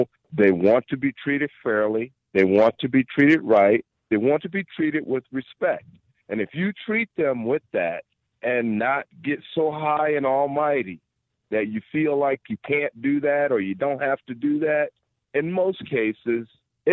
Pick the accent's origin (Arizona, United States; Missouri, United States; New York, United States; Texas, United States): Missouri, United States; St. Louis; moved away as an adult; now in Livingston County, United States; I was born and raised in St. Louis, and I grew up in one of probably the worst cities that we know of, and that's East St. Louis